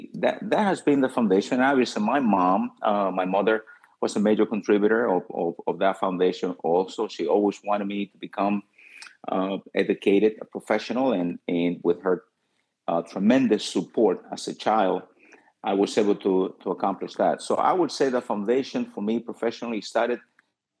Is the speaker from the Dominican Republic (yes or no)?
yes; Dominican Republic; also born or lived in New York / Miami-Dade County; now in Miami, United States; as a child, I was born in the Dominican Republic